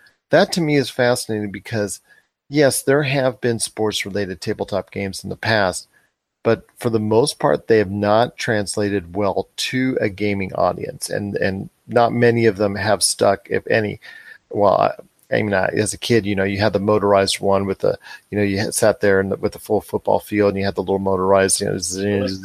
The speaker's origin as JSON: {"language": "English", "region": "Southern California", "country": "United States", "tie": "born or raised there", "said": "I'm from Southern California area"}